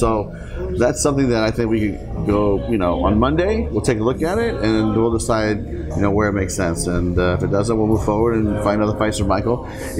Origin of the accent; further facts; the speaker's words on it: Seoul, South Korea; I mean, I come from a military household, right? I mean, I grew up in Seoul, Korea, not too far from the base.